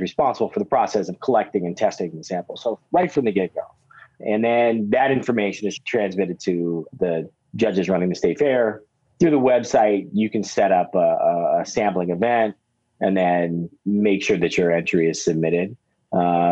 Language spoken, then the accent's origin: English; Santa Cruz, California, United States; I grew up in Santa Cruz